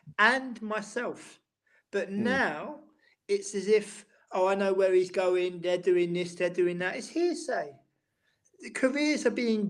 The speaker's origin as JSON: {"language": "English", "region": "London", "country": "United Kingdom", "moved": "as an adult", "lives_now": "Amsterdam, Netherlands", "said": "my daily job is working for the Amsterdam City Council as a Londoner"}